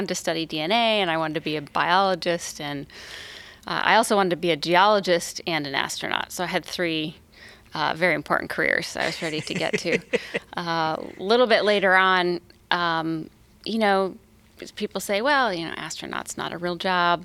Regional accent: Napa, California, United States; it was pretty fun to grow up and explore nature in California

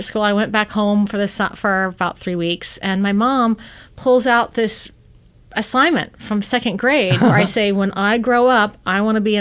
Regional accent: Ohio, United States; moved away as an adult; also born or lived in Boston / Chicago; now in Silicon Valley, United States; I grew up in Ohio

